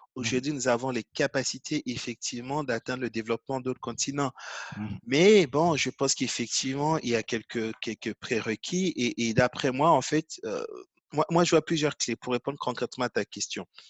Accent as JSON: {"language": "French", "country": "Côte d’Ivoire", "tie": "born or raised there", "said": "J'ai grandi en Côte d'Ivoire"}